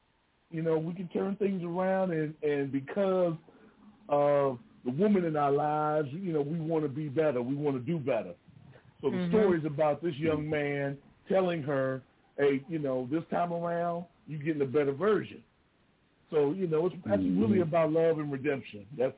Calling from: Washington, District of Columbia, United States; Yeah, this is …. I'm calling from D.C.

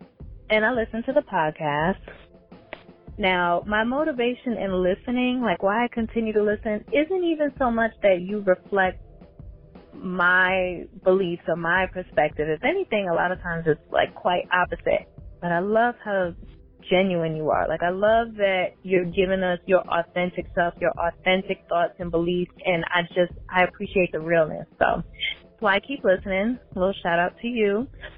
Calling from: Atlanta, Georgia, United States; So this is … I'm calling from Atlanta.

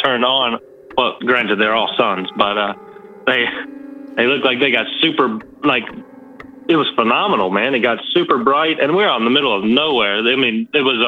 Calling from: North Carolina, United States; I'm calling from good old North Kakalaki

